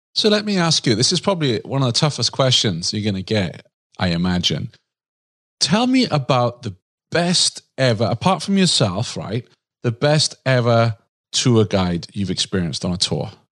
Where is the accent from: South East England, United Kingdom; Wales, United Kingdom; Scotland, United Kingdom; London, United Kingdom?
Wales, United Kingdom; now in United States; I'm from Wales, but I live in the U S